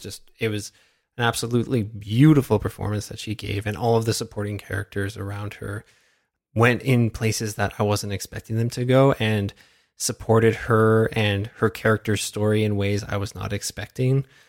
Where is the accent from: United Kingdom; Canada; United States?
Canada; as a Canadian